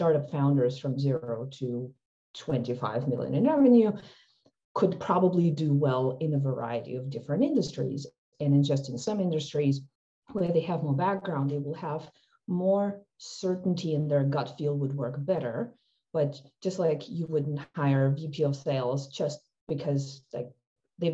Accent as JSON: {"language": "English", "country": "Ukraine", "tie": "born or raised there", "moved": "yes", "said": "I guess I grew up in Ukraine"}